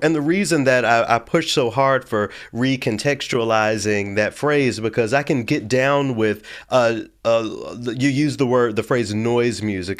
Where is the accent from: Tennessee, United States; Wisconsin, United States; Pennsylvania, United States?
Tennessee, United States; Memphis; I'm from Memphis.